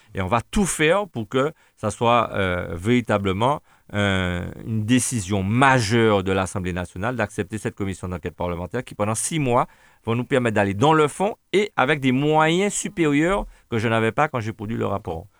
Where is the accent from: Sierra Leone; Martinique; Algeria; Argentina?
Martinique; On a de la famille, des Martiniquais